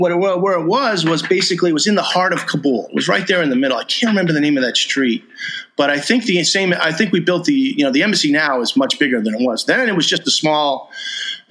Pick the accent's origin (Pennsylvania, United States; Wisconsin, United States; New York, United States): New York, United States; moved away; I'm from New York